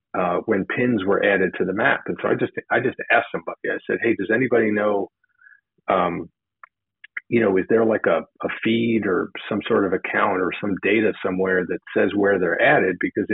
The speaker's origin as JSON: {"language": "English", "region": "New Jersey", "country": "United States", "said": "Well, I was looking, since I was from New Jersey and I was, you know, totally on fire for this program."}